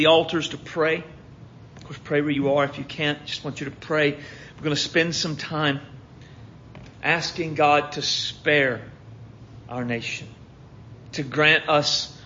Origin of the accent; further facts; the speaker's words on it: United States; We, as conservative, evangelical, American Christians